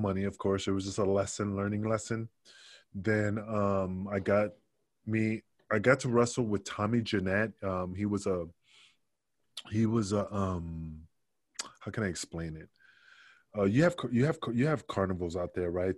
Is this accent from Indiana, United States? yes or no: no; New York City, New York, United States; also born or lived in Puerto Rico; I grew up in Queensbridge, Queensbridge in Queens, not Queensland